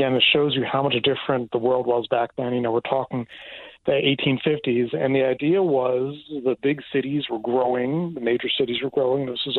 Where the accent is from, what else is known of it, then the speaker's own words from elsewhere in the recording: Atlantic City, New Jersey, United States; now in Las Vegas, United States; growing up in Atlantic City had a lot to do with that. You know, when I was a kid is when they first started building casinos there.